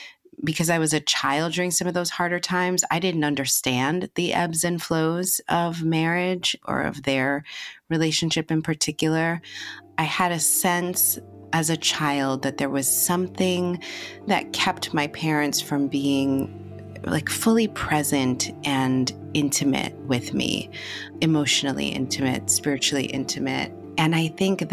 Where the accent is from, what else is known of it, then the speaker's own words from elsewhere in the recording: New York City, New York, United States; I grew up in the Bronx, New York